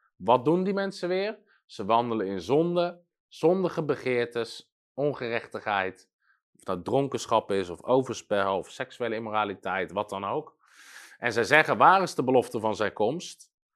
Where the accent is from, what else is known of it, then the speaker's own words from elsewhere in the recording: Netherlands; als Nederlander